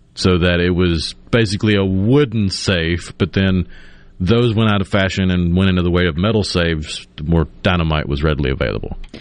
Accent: Tupelo, Mississippi, United States; moved away; also born or lived in Clinton, Mississippi; In my hometown of my childhood in Tupelo

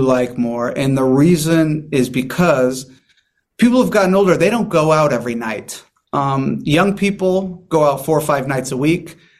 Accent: San Diego, California, United States; I'm from here. I'm from San Diego.

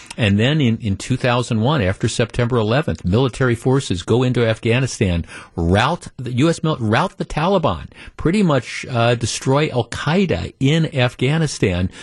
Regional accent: Glendale, Wisconsin, United States; we moved here when I was ten years old, and aside from going away from college for a couple of years, this is home. So I, I grew up in Glendale

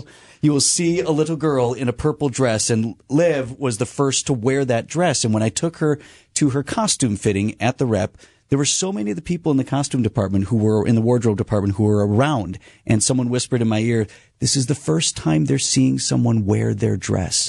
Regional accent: Milwaukee, Wisconsin, United States; as a person who grew up here

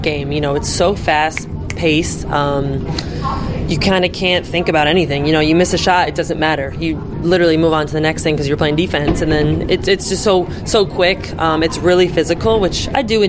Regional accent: United States; we're American

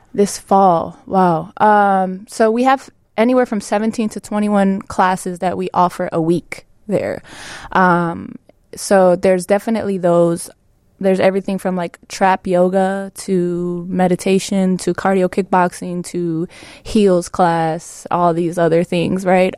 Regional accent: Chicago, Illinois, United States; growing up in Pilsen

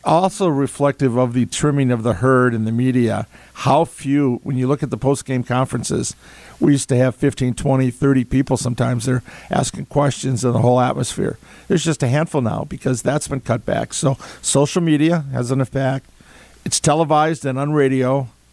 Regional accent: Madison, Wisconsin, United States; i was born in Madison. I'm born to be a Badger. I, my degrees are from here.

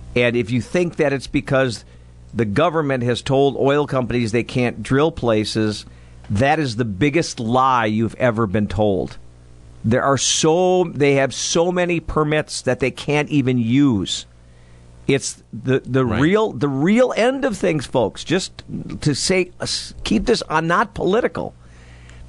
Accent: West Allis, Wisconsin, United States; I grew up in West Allis, and we had a couple of local pools that we went

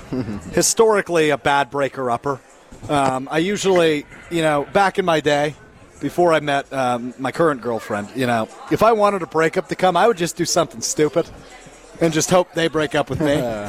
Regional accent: Green Bay, Wisconsin, United States; now in Madison, United States; I was born in Green Bay. I grew up in Green Bay.

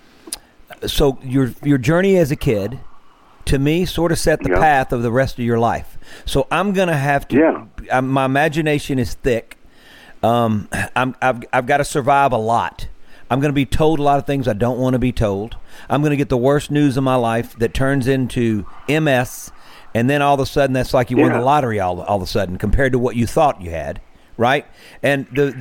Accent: Mississippi, United States; as Mississippians

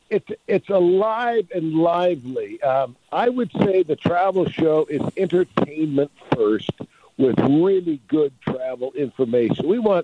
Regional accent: San Francisco, California, United States; I grew up in San Francisco as a little surfer boy

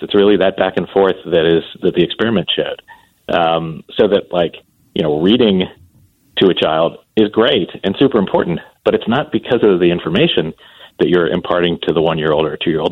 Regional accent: Columbus, Ohio, United States; my hometown, which is Columbus, Ohio

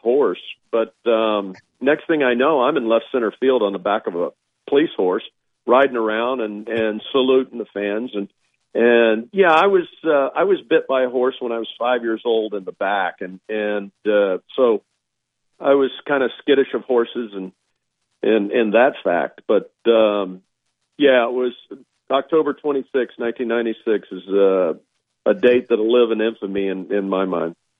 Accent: Georgia, United States; moved away; I grew up in in Georgia for a while

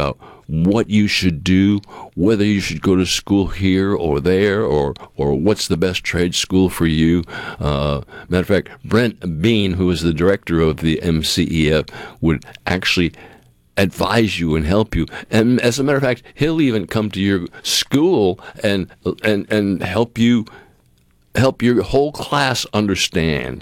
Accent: New England, United States; moved away; growing up in New England

